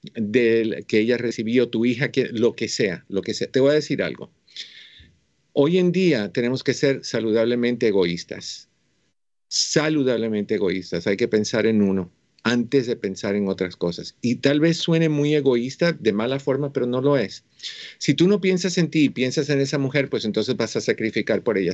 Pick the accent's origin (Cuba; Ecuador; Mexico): Cuba; moved away; Yo soy cubano